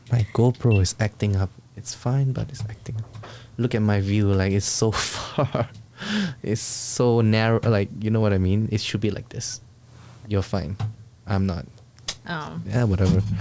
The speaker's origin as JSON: {"language": "English", "country": "Singapore", "tie": "born or raised there", "said": "I was brought up in Singapore like um, school, right?"}